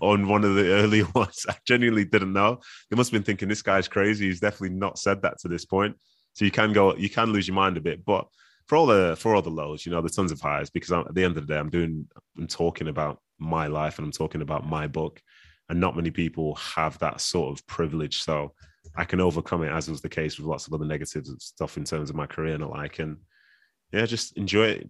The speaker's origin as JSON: {"language": "English", "town": "Manchester", "region": "North West England", "country": "United Kingdom", "tie": "born or raised there", "also_born_or_lived": "Nigeria", "said": "even though I'm raised here, and I understand the culture here"}